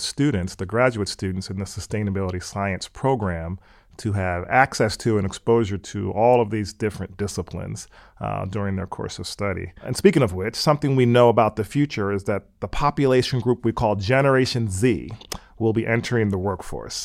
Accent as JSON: {"language": "English", "region": "Pennsylvania", "country": "United States", "tie": "born or raised there", "also_born_or_lived": "California", "moved": "as an adult", "said": "I grew up in Pennsylvania and I went out to Stanford University for college in California."}